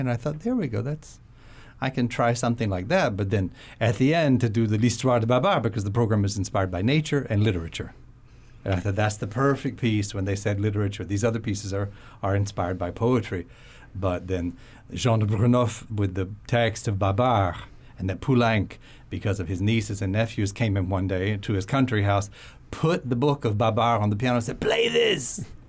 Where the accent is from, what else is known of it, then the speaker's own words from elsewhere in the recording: Florida, United States; moved away; also born or lived in south of France; I grew up in Florida, so it wasn't the most tropical part of Florida